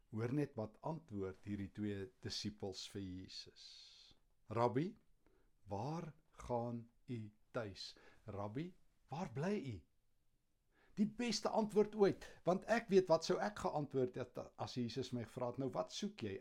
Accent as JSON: {"language": "Afrikaans", "town": "Kempton Park", "region": "Gauteng", "country": "South Africa", "tie": "born or raised there", "said": "in my kinderjare hier in Kempton"}